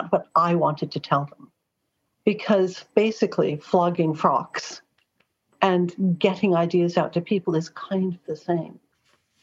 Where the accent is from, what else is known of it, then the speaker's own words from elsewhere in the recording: Los Angeles, California, United States; now in London, United Kingdom; I literally was born in Hollywood. Growing up in Los Angeles